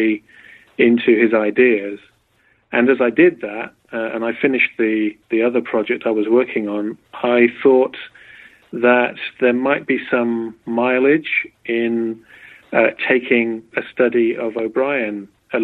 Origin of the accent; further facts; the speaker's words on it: Berkshire, South East England, United Kingdom; moved away as an adult; also born or lived in Oxford, England; now in United States; I'm from England. I was born in Berkshire, about an hour from London.